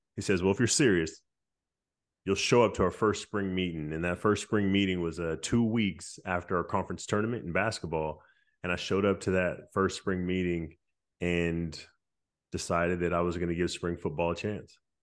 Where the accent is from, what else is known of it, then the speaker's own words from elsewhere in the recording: Stockton, California, United States; growing up in Stockton